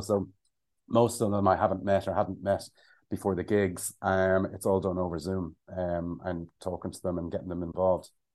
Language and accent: English; Ireland; also born or lived in London / Cayman Islands; we're Irish